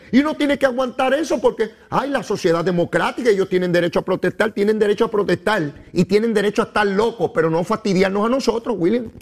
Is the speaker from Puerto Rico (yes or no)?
yes; Puerto Rico; yo soy puertorriqueño